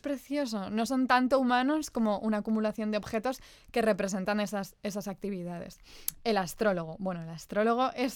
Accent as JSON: {"language": "Spanish", "country": "Spain", "tie": "born or raised there", "said": "nosotras que crecimos en la España de los 90 y de los early, early 2000"}